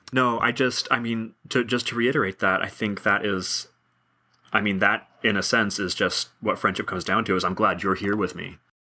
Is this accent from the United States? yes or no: yes; United States; I'm American white male